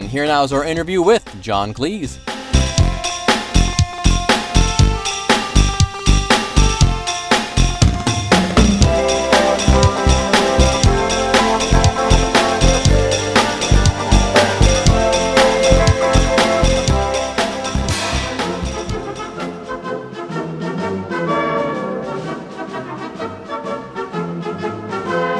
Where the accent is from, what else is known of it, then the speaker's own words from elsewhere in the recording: Mentor, Ohio, United States; moved away as an adult; now in Cincinnati, United States; I am from Cleveland. I am from a little town east of there called Mentor